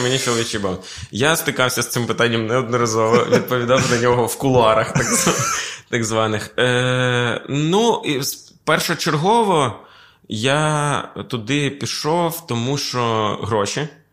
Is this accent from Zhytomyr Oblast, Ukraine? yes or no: no; Sumy Oblast, Ukraine; moved away; я з Сумського краю